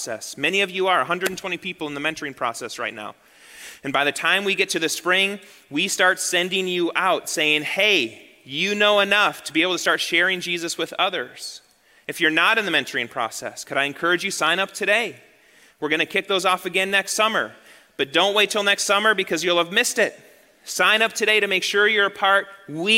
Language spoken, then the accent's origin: English; United States; moved away as an adult; We were raised in the American church.